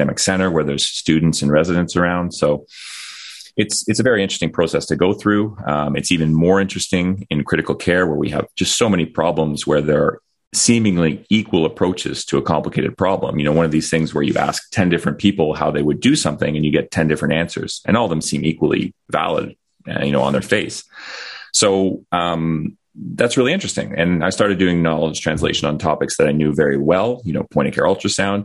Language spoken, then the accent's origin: English; Ottawa, Ontario, Canada; moved away as an adult; I'm an intensivist from Ottawa, Canada. I was actually born here in Ottawa and then went off and did medical training in various places around the world. And I've settled back here over the last 9 years.